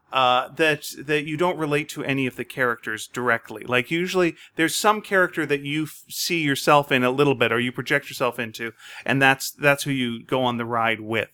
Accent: Montreal, Quebec, Canada; I grew up in Montreal

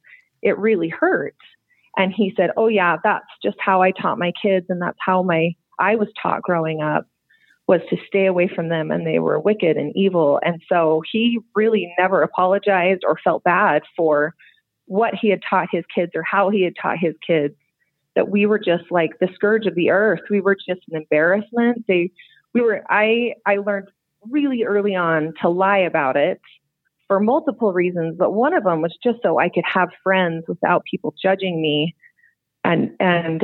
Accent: West Jordan, Utah, United States; I grew up in West Jordan my whole life.

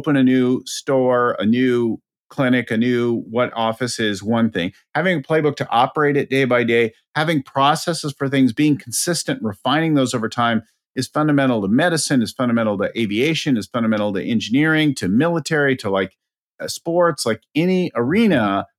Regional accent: California, United States; I'm from California, right?

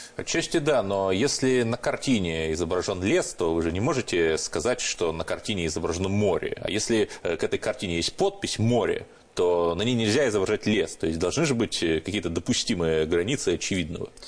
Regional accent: Cherepovets, Vologda Oblast, Russia; Я родился и рос в Череповце

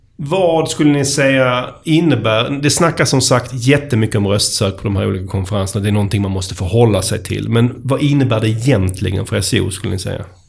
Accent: Skåne, Sweden; accent: Scanian (skånska); min, min skånska

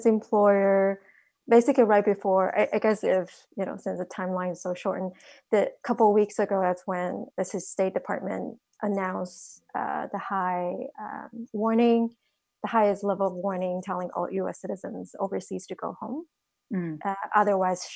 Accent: Taiwan; now in United States; I'm originally from Taiwan, so my family was impacted very early on

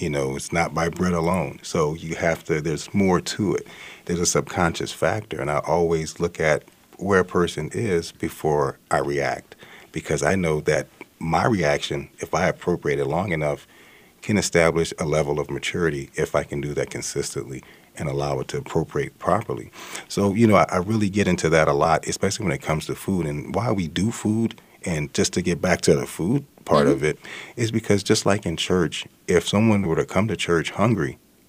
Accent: the South, United States; You know, I'm from the South.

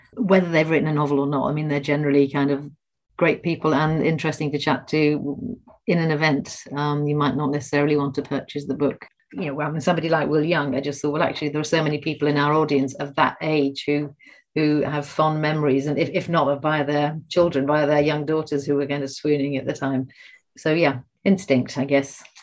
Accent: Liverpool, North West England, United Kingdom; I'm from Liverpool

